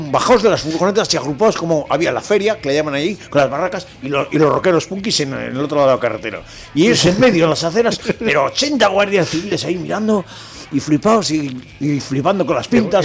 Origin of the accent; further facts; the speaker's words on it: Biscay, Basque Country, Spain; Parque Natural de Armañón, que está en la zona de Vizcaya, donde yo nací